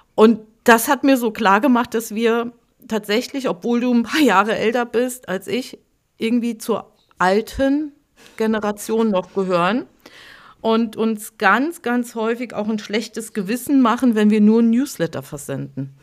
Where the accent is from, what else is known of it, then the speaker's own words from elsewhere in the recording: Hunsrück, Rhineland-Palatinate, Germany; meine Heimat, mein Heimatdorf, das war so wunderschöne Nebelschwaden gehüllt